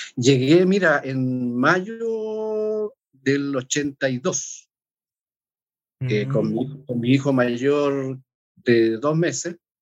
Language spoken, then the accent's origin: Spanish; Temuco, Araucanía, Chile; now in Santiago, Chile; Una escuela muy chica allá en Temuco, que es mi ciudad natal